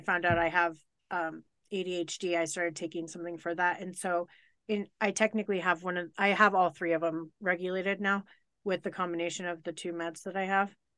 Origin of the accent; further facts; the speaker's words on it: Colorado, United States; I grew up in Colorado